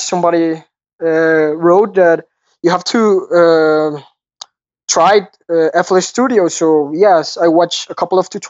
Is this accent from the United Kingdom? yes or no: no; Colombia; I'm from Colombia, the South America country